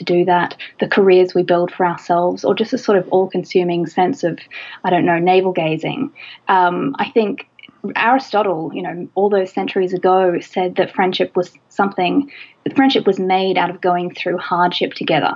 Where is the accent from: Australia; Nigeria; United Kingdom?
Australia; Australia, my home country